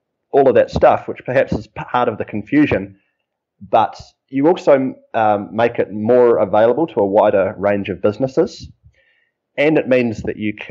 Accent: New Zealand; moved away; I'm a Kiwi

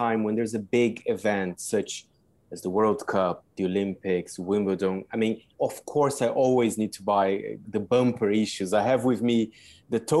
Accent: Brazil; I'm from Brazil

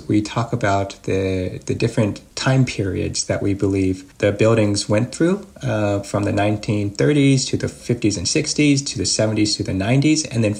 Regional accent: Seattle, Washington, United States; For me as an American, the town was like a lot of the weekend towns that I would go to as a child growing up in Seattle.

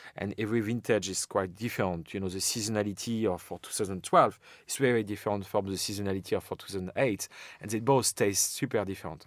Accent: Champagne, Grand Est, France; born and raised in Champagne

